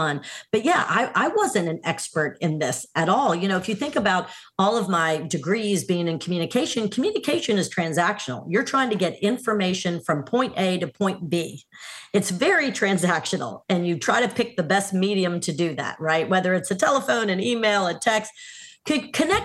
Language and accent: English; New Orleans, Louisiana, United States; my hometown of New Orleans